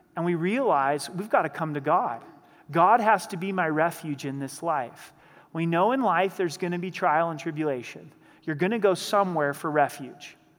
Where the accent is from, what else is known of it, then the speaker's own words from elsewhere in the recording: the Northwest, Pacific Northwest, United States; now in Colorado Springs, United States; I grew up in the Northwest, and being in the Northwest, I rooted for the Seattle Seahawks.